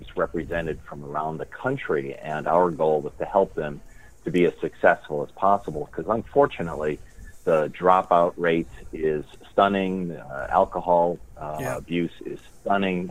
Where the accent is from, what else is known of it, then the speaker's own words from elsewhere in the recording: Chicago, Illinois, United States; moved away as an adult; also born or lived in Baltimore; now in Clearwater, United States; I'm originally from Chicago